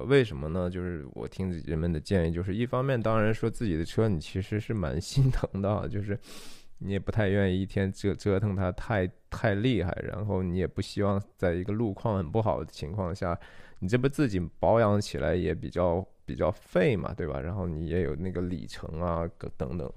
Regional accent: China; 我，中国人

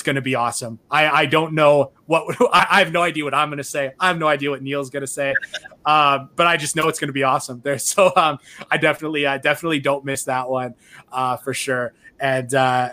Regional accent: Canada; me as a Canadian who didn't go to the University of Florida

